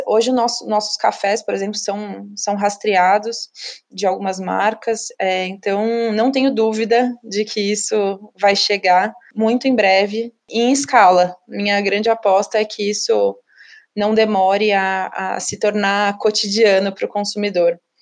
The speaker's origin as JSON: {"language": "Portuguese", "town": "Ribeirão Preto", "region": "São Paulo", "country": "Brazil", "said": "Eu sou de Ribeirão Preto também"}